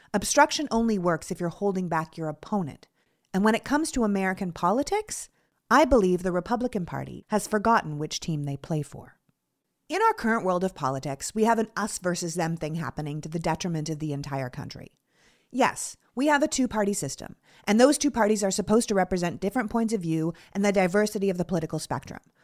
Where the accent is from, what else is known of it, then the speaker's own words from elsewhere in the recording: Toronto, Ontario, Canada; growing up in Toronto